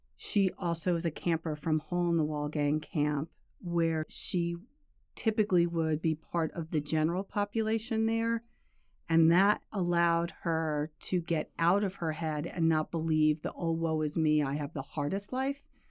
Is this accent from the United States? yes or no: yes; New York, United States; I grew up in New York, a suburb of the city here